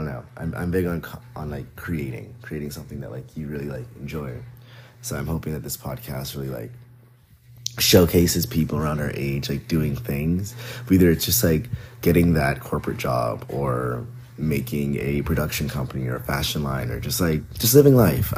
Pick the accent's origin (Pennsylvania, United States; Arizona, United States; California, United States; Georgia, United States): Georgia, United States; Atlanta; also born or lived in New Jersey; I'm born and raised in Atlanta, Georgia. I used to live in New Jersey for a bit in high school, and then I came back down for college.